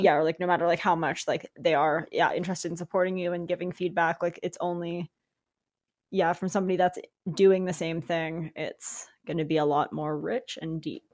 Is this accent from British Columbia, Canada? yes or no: yes; Victoria, British Columbia, Canada; we're from Victoria